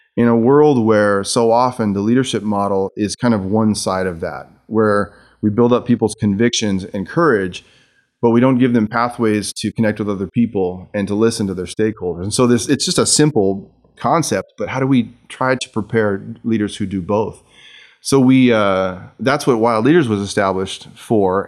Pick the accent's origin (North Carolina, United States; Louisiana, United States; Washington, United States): Washington, United States; Seattle; also born or lived in Jackson, Michigan; I was born in, in, uh, Jackson, Michigan, near Spring Arbor University, and moved to Seattle when my parents took